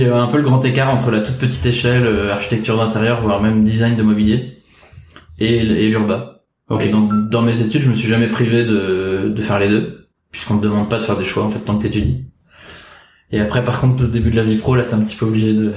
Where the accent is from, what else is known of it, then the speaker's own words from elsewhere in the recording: Rennes, Brittany, France; moved away as an adult; also born or lived in Paris; j'ai grandi à Rennes, en Bretagne.